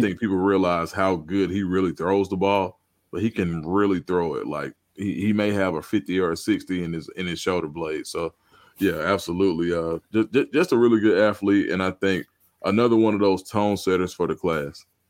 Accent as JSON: {"language": "English", "town": "Atlanta", "region": "Georgia", "country": "United States", "said": "I'm from Atlanta"}